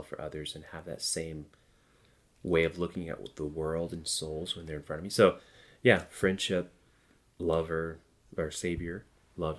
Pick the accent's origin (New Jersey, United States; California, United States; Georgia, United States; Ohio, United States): Georgia, United States; I'm from the Bible Belt in Georgia